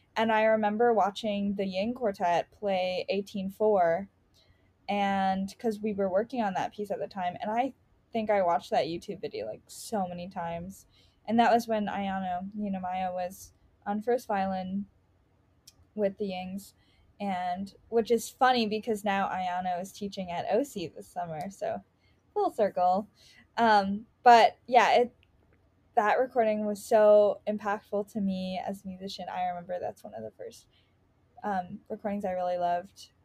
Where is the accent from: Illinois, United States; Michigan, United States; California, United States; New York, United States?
Illinois, United States; Chicago; I grew up in Rogers Park.